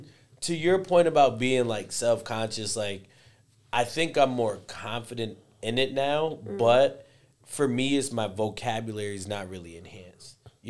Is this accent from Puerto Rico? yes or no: yes; Puerto Rico; accent: Puerto Rican Spanish; moved away; also born or lived in Spain; when I lived in Spain, they could tell that I was from Puerto Rico based on the Spanish that I spoke.